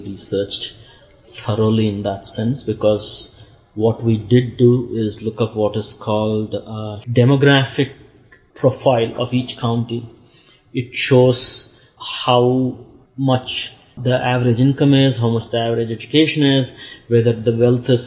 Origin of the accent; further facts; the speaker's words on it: India; moved away as an adult; also born or lived in East Lansing, Michigan / Tampa, Florida / California / Portland; now in Orlando, United States; to the US from India in 1990.